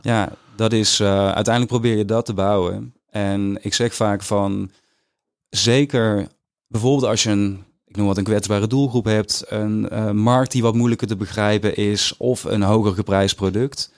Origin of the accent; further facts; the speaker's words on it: Weert, Limburg, Netherlands; moved away; also born or lived in Stramproy; als jongen van tien in Limburg, in dat dorpje waar ik ben opgegroeid